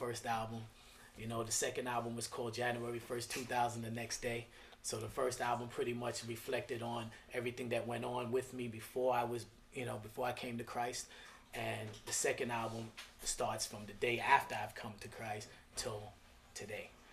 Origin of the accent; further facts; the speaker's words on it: New York City, New York, United States; I'm from Flatbush, Brooklyn